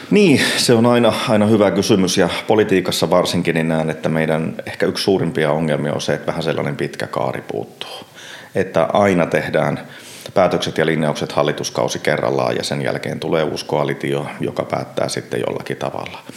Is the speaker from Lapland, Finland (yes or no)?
yes; Lapland, Finland; Kyllä, ihan ehdottomasti olen lappilainen, joka käy Helsingissä töissä.